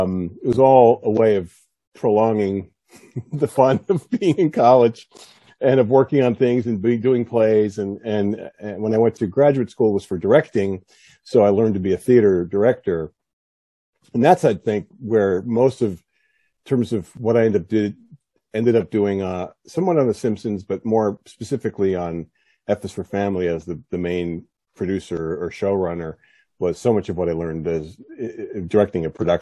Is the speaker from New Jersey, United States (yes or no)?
yes; South Plainfield, New Jersey, United States; That is correct. Yes, that's my hometown.